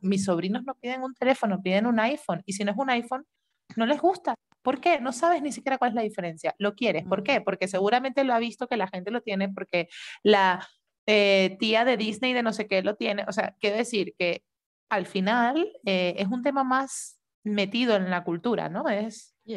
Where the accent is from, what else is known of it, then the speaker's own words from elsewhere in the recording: Venezuela; moved away; nosotras que somos de Venezuela